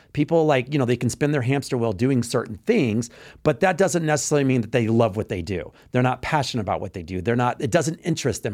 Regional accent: Texas, United States; moved away; I'm from Texas, you know, I grew up in Texas

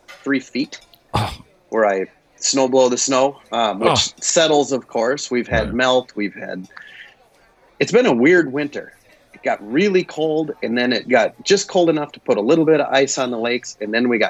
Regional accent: Brainerd, Minnesota, United States; Brainerd, Minnesota.

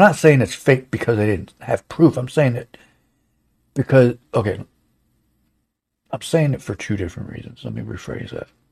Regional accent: United States; we, as American citizens

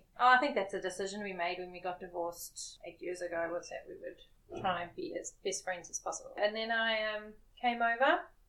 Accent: Durban, KwaZulu-Natal, South Africa; moved away as an adult; now in New Zealand; I was born in Durban, South Africa.

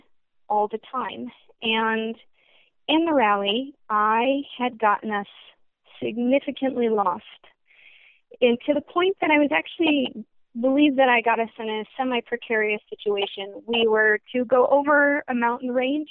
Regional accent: Northern Michigan, United States; I grew up in Northern Michigan

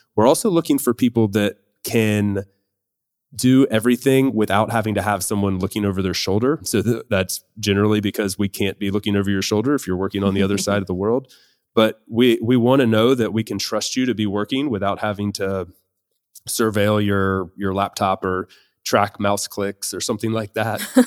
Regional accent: United States; moved away as an adult; now in Spain; I am an American currently living in Spain

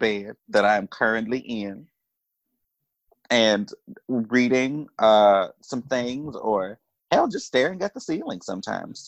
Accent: Duncanville, Texas, United States; I'm from Duncanville, Texas. Like, I don't know how else to explain Duncanville, Texas, suburb Dallas, Texas

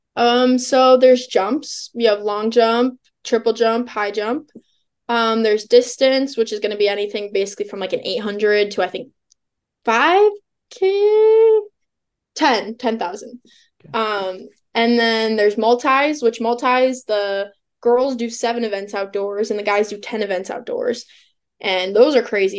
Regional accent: Illinois, United States; I'm from Illinois, and so I went to Illinois State.

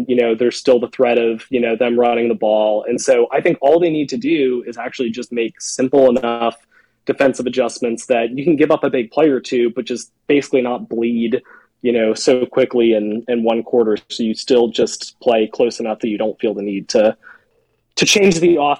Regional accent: Atlanta, Georgia, United States; I grew up in Atlanta and then went to UGA

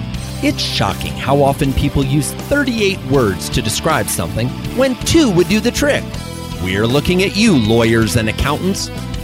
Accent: Midwest, United States; I grew up in the Midwest.

